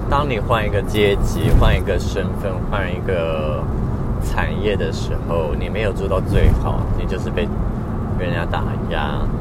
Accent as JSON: {"language": "Chinese", "region": "northern Taiwan", "country": "Taiwan", "said": "我是北部人"}